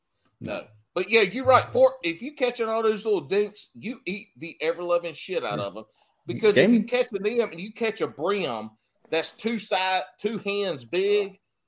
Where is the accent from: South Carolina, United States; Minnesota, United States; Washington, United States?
South Carolina, United States; I grew up in South Carolina